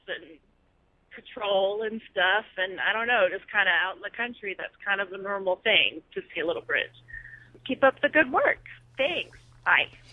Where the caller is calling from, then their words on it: Bowling Green, Kentucky, United States; accent: Southern; calling from Bowling Green, Kentucky